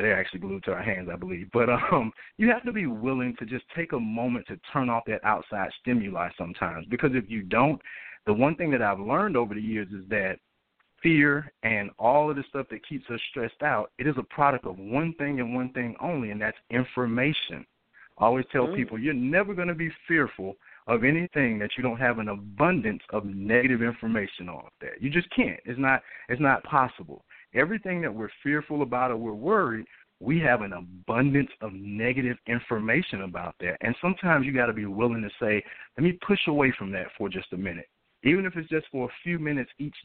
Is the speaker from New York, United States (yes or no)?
no; Atlanta, Georgia, United States; I'm originally from Atlanta, Georgia